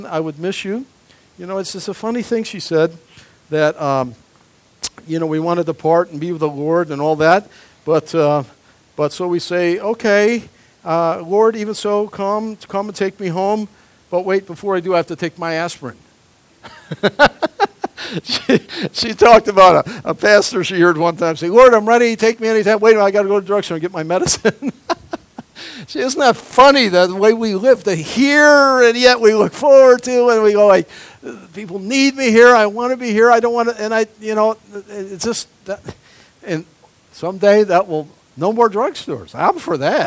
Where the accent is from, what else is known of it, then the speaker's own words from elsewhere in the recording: Niagara County, New York, United States; the county I was born in New York State, right up on Ontario where the Niagara River dumps into Lake Ontario